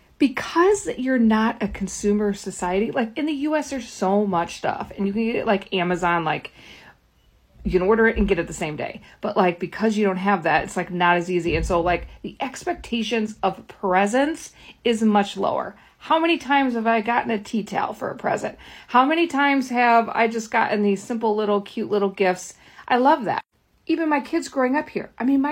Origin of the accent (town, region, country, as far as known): United States; moved away